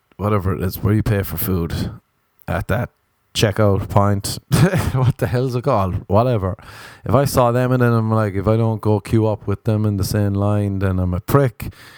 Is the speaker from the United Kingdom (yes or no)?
no; Ireland; as an Irishman